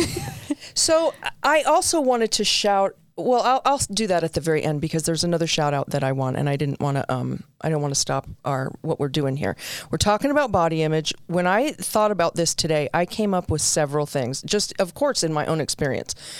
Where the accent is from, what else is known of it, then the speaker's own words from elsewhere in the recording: Southern California, United States; I did a lot of growing up in Southern California, so we wore shorts to school.